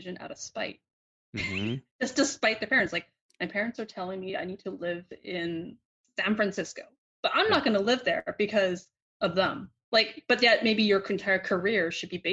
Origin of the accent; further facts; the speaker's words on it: Vancouver, British Columbia, Canada; growing up in Vancouver